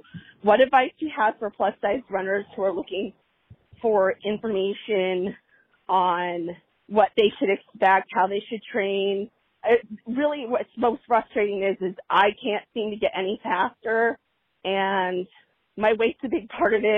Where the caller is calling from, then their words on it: California, United States; from Orange County, California, and I really have a question.